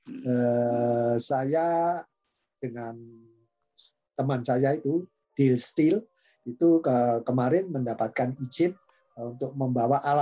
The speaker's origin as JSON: {"language": "Indonesian", "region": "Java", "country": "Indonesia", "said": "Ini saya sendiri walaupun saya sendiri itu orang Jawa ya"}